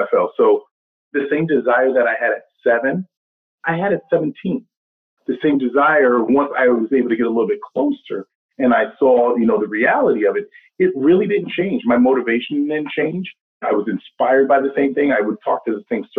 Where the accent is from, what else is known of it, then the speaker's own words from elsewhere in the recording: Albany, New York, United States; moved away as an adult; also born or lived in New Hampshire; being born and raised in Albany, New York